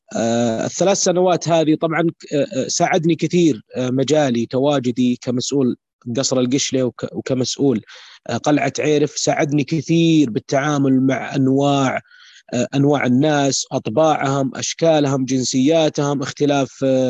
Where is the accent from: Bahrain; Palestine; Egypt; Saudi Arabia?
Saudi Arabia; عندنا بالسعوديه يشوفونا لابسين ثياب وشمغ